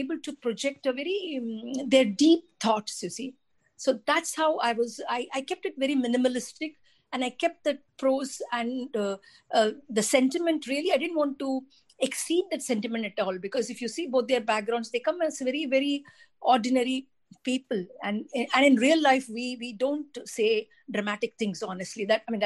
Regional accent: Delhi, India; I grew up in Delhi

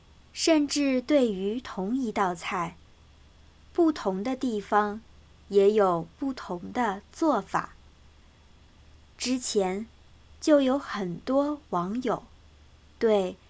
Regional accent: Southwest China, China; moved away as an adult; now in United States; 我当然是土生土长的。中国人。

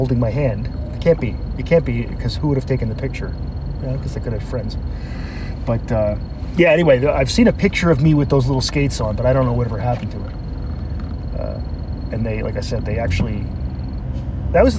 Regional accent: Canada; also born or lived in Sault Ste. Marie, Ontario / Newfoundland / Toronto; I play hockey. I'm a Canadian boy. We all can skate

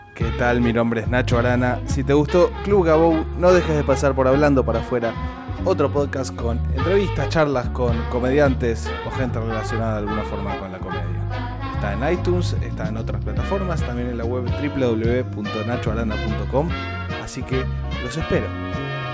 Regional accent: Santa Fe, Argentina; de Santa Fe

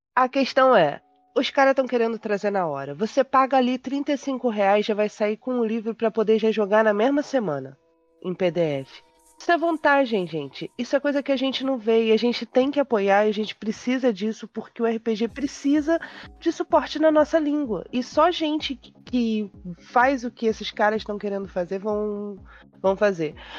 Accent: Brazil; Eu sou brasileira, eu sou pobre e eu sou assalariada

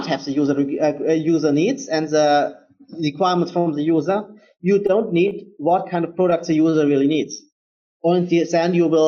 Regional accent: Germany; I am from Germany

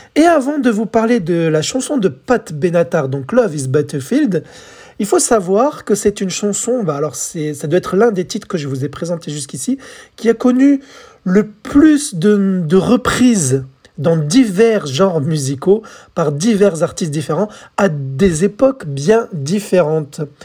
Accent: France; chez nous en France

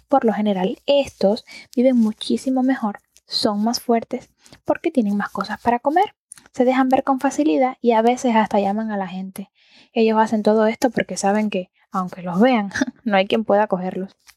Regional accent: Antilla, Holguín, Cuba; yo soy del campo. Bueno, yo soy de Antilla, que es más bien un pueblo de mar

